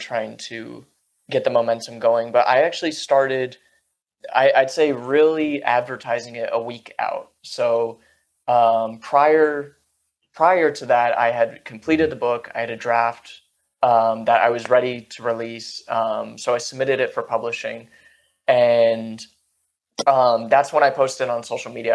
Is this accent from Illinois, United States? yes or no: no; Silicon Valley, California, United States; I grew up in Silicon Valley